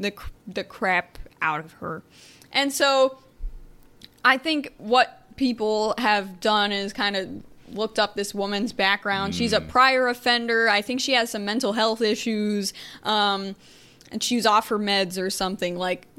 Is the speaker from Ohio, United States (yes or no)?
yes; near Ravenna, Portage County, Ohio, United States; That's real close to my hometown